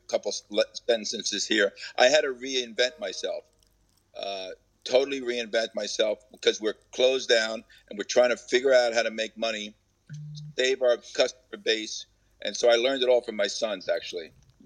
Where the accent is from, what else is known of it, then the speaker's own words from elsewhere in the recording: Lakewood, New Jersey, United States; in 1950, I was born in Lakewood, New Jersey